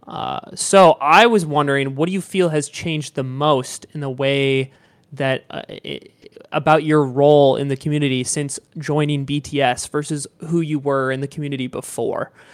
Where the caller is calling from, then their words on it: Southern California, United States; calling in from Southern California